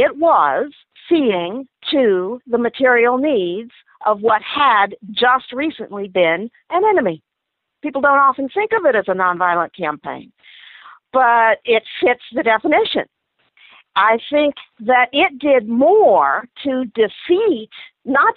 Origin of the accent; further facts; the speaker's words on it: the South, United States; we were raised in the South